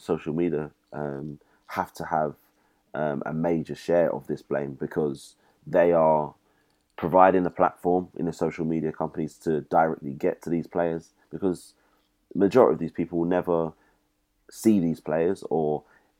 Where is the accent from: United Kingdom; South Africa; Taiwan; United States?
United Kingdom; I'm British